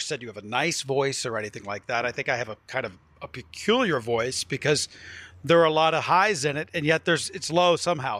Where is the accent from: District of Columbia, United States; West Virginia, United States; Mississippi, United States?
West Virginia, United States; Wheeling; moved away; also born or lived in New York; I grew up on the Ohio River, so I'm Pittsburgh adjacent between Columbus, Cleveland, and Pittsburgh.